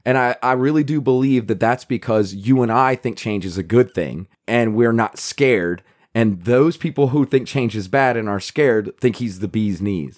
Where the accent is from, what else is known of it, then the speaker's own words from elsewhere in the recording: United States; we're American.